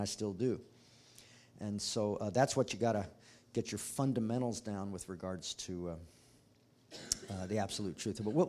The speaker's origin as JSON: {"language": "English", "country": "United States", "said": "as citizens of the United States"}